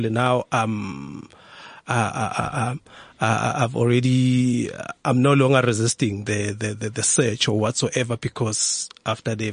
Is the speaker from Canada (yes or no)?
no; South Africa; I am a South African. Yeah. Maybe they did so because I'm a dark skinned person.